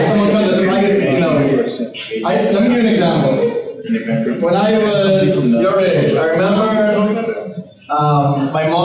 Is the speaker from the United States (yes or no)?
no; Bahamas; I'm from the Caribbean, I'm from the Bahamas